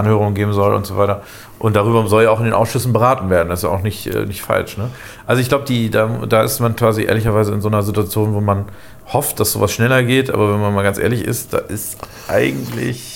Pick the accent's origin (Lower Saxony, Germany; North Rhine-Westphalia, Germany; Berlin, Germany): Lower Saxony, Germany; now in Bremen, Germany; als Niedersachse immer sehr stark aufgefallen, ähm, äh, also ursprünglich Niedersachse